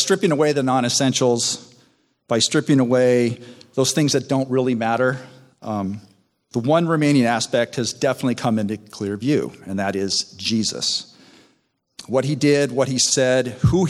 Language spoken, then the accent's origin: English; Southern California, United States; also born or lived in Chicago; We then moved to Southern California